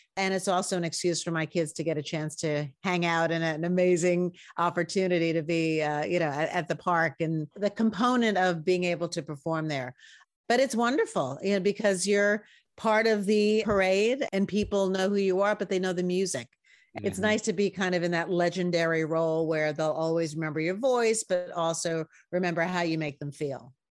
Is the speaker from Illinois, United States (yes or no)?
no; New York, United States; I'm a New Yorker.